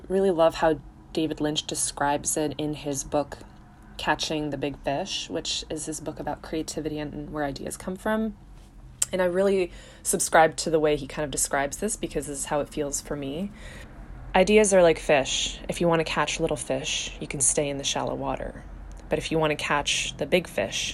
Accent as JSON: {"language": "English", "country": "Czechia", "said": "I'm from the Czech Republic"}